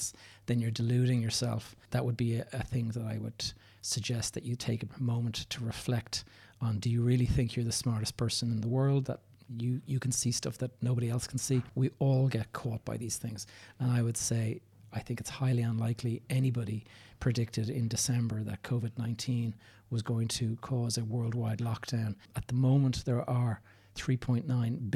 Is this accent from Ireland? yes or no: yes; Dublin, Leinster, Ireland; also born or lived in south of Spain; I'm recording this from Dublin, Ireland, which is my hometown.